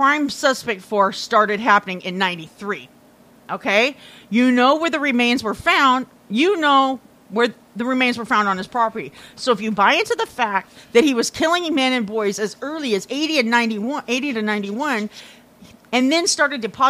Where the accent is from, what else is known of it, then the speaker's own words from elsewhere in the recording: Iowa, United States; moved away; I grew up in Iowa, right next door to fucking Indiana